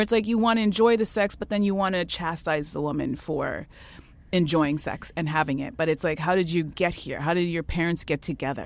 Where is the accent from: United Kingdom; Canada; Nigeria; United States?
Canada; I was born in Canada